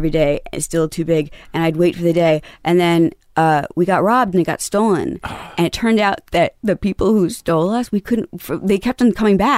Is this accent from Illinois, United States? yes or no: no; Carthage, Tennessee, United States; We're from Carthage, Tennessee.